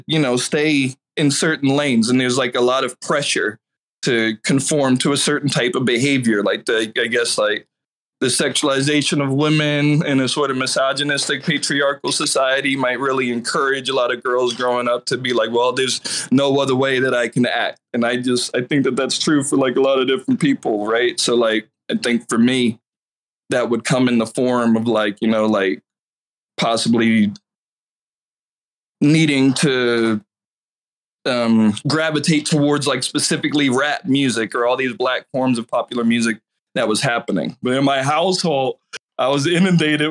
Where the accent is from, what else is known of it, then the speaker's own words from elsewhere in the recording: Fayetteville, North Carolina, United States; I grew up in Fayetteville, North Carolina